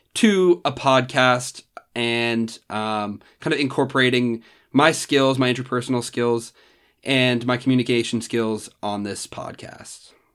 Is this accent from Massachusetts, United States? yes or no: no; Randolph, New Jersey, United States; moved away as an adult; now in Columbus, United States; I'm originally from Randolph, New Jersey, which is a small town about forty-five minutes outside of New York City